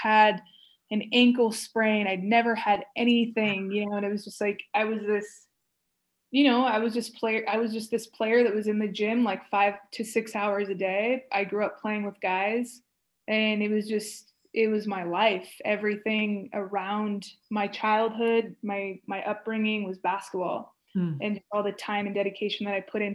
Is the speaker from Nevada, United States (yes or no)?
no; Stockton, California, United States; moved away as an adult; It was close to Stockton. It was close to my hometown.